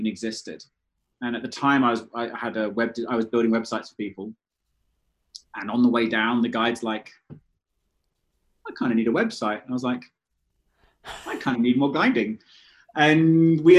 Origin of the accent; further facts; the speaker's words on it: London, United Kingdom; moved away; I grew up in London and I was a London city boy.